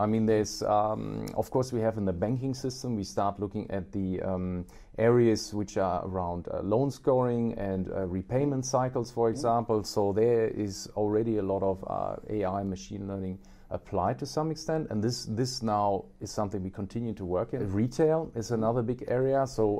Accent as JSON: {"language": "English", "country": "Australia", "said": "When I was in Australia, by the way, I'm Australian too."}